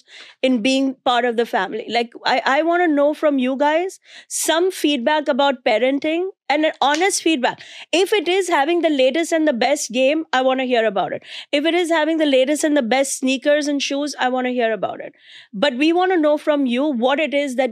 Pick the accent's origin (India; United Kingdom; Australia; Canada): India; now in New York City, United States; I'm an Indian immigrant mom comedian living in New York City